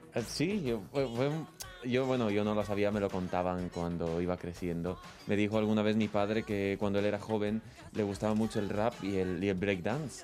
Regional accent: Ecuador; now in Spain; vine aquí a España porque yo soy de Ecuador

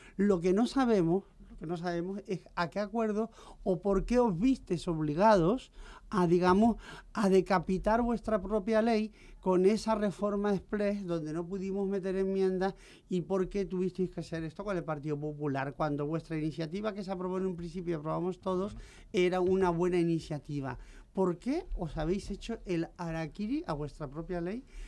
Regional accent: Canary Islands, Spain; now in Madrid, Spain; como soy canaria, tengo estas cosas guanches y tal

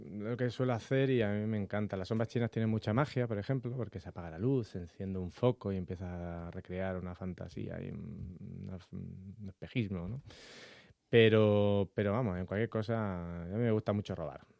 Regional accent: Las Palmas, Canary Islands, Spain; yo soy de Las Palmas, yo nací en Las Palmas, aunque parezca que no tenga mucho acento, soy de allí.

